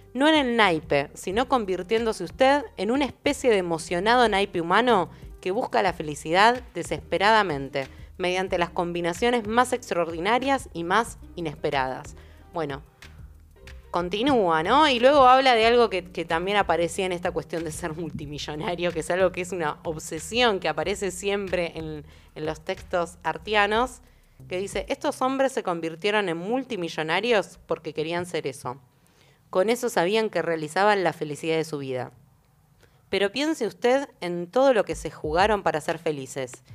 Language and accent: Spanish; Argentina; como argentinas, argentinos y argentines